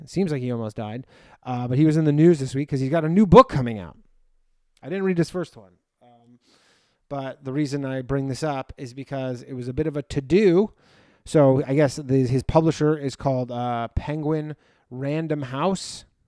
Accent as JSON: {"language": "English", "area": "near Toronto", "region": "Ontario", "country": "Canada", "moved": "as an adult", "lives_now": "New York, United States", "said": "I'm not originally from there, but I'm from close to there. Uh, but I lived there for ten years before I moved to New York."}